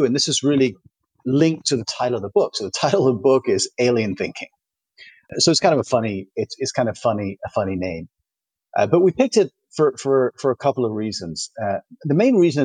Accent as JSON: {"language": "English", "town": "Toronto", "region": "Ontario", "country": "Canada", "tie": "born or raised there", "moved": "yes", "lives_now": "Switzerland", "said": "my hometown is Toronto"}